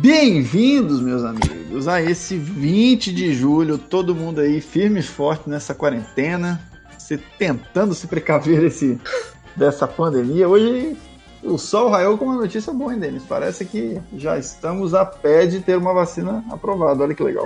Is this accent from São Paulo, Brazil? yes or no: yes; interior of São Paulo, Brazil; eu fui criado interior, sou de São Paulo, mas eu fui criado interior